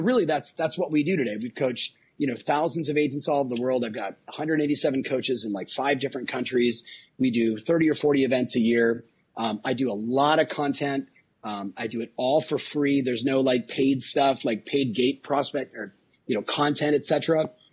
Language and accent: English; Southern California, United States; I was raised in Southern California on surf, skate, punk rock